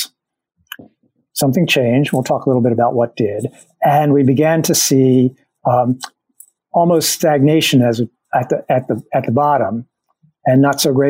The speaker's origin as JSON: {"language": "English", "town": "Drexel Hill", "region": "Pennsylvania", "country": "United States", "tie": "born or raised there", "said": "I grew up in Delaware County as well, just outside Philadelphia in Drexel Hill, which is in Upper Darby Township"}